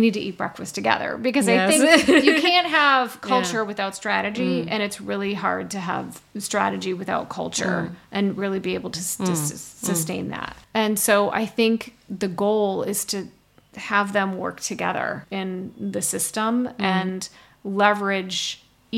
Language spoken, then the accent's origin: English; Midwest, United States; I grew up in the Midwest